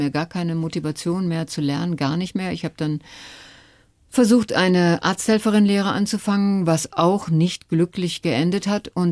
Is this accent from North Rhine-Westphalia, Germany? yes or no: yes; North Rhine-Westphalia, Germany; Und da, wo ich herkomme, aus dem Ruhrgebiet und wie gesagt, mein Vater, der auf der Zeche gearbeitet hat, meine Mutter war Hausfrau